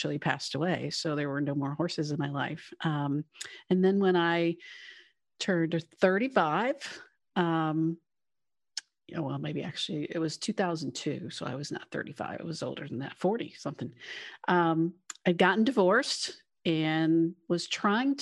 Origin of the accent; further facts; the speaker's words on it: Cleveland, Tennessee, United States; now in Cincinnati, United States; I am originally was born in Cleveland, Tennessee. So I grew up on a farm that's been in my family for many generations